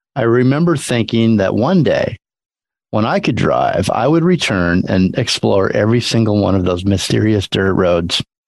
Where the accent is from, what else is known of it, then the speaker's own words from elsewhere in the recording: California, United States; I've lived in California pretty much my whole life